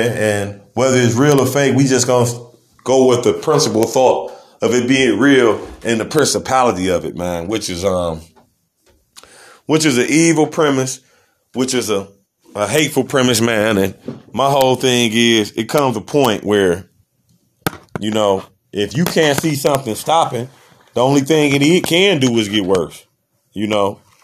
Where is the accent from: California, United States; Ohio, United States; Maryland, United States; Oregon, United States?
Ohio, United States; Cleveland; I'm from Cleveland, Ohio